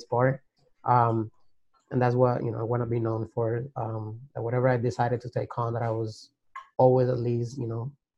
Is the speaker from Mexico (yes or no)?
no; Colombia; moved away as an adult; now in United States; Growing up in Colombia, my parents were always very like entrepreneur